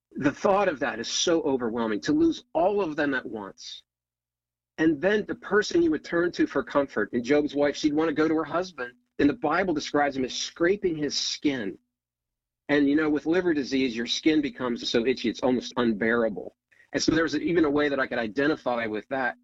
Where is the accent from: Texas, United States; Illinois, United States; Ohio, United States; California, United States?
Ohio, United States; moved away as an adult; now in Northern Virginia, United States; so I grew up in Ohio, small town, four sisters